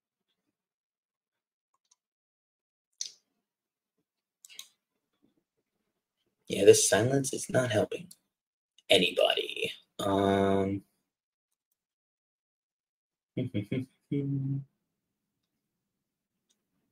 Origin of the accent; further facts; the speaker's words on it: New York City, New York, United States; my hometown, the Bronx, New York.